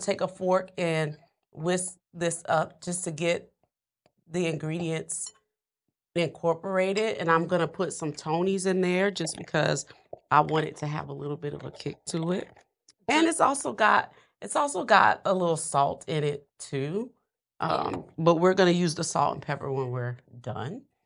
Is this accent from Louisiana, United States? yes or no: yes; New Orleans, Louisiana, United States; I'm a, I'm a Louisiana girl. I'm from New Orleans